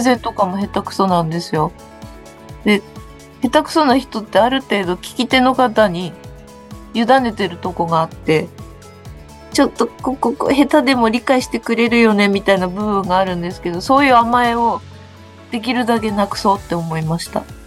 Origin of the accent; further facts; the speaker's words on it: Ibaraki, Japan; moved away; 私は茨城県出身で